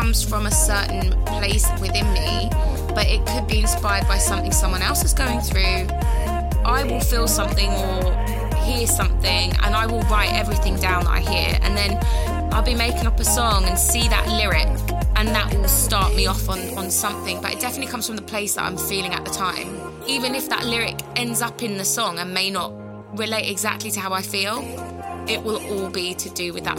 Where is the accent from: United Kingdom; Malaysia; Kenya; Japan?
United Kingdom; London; I'm from London